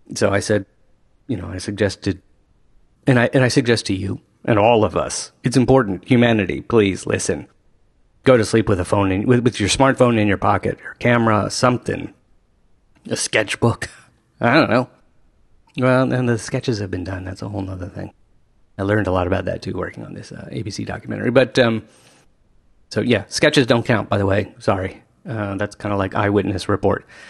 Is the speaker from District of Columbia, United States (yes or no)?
yes; Washington, District of Columbia, United States; I grew up in Washington, D C